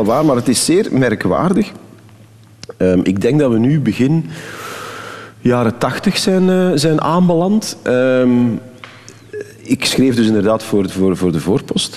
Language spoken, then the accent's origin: Dutch; Temse, Flanders, Belgium; ik ben van Temse, van het Waasland